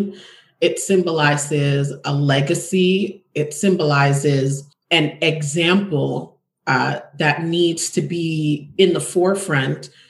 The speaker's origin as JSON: {"language": "English", "country": "Jamaica", "tie": "born or raised there", "also_born_or_lived": "Toronto, Canada", "moved": "yes", "said": "I wasn't born nor grew up in America. I grew up in the Caribbean. I'm from Jamaica."}